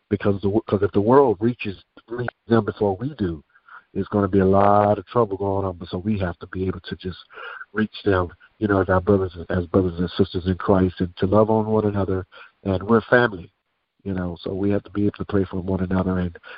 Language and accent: English; Daytona Beach, Florida, United States; I am from Daytona Beach, Florida.